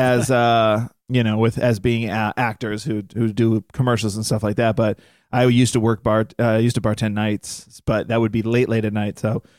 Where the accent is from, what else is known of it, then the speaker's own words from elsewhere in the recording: Massachusetts, United States; moved away as an adult; now in New York, United States; We both moved out there at the same time, but she was moving from Oklahoma. I was from Massachusetts in New York.